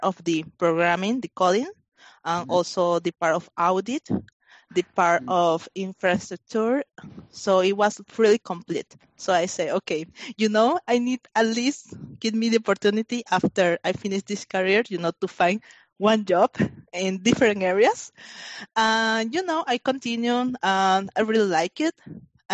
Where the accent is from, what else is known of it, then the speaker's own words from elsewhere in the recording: Panama; moved away; I grew up in Panama. So I finished my high school in Panama.